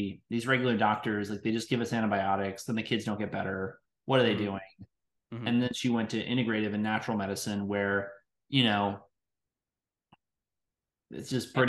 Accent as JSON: {"language": "English", "town": "New York City", "region": "New York", "country": "United States", "tie": "born there", "said": "I was born in New York City in the Upper"}